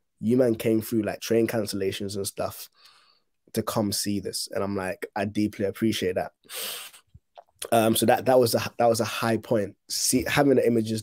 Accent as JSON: {"language": "English", "country": "Ghana", "tie": "born or raised there", "moved": "yes", "lives_now": "United Kingdom", "said": "I was born in Ghana"}